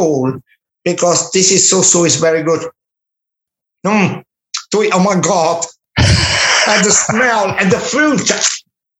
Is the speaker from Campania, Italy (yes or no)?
yes; Minori, Campania, Italy; English is a second language; moved away; I was in my hometown in Minori, in Amalfi Coast